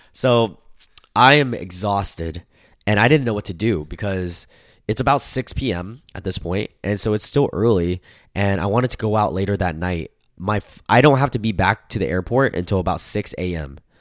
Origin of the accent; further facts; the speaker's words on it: United States; the age that I grew up in America